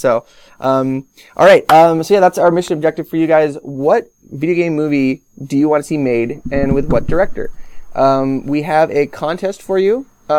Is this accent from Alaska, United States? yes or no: yes; Podunk, Alaska, United States; I'm from Podunk, Alaska.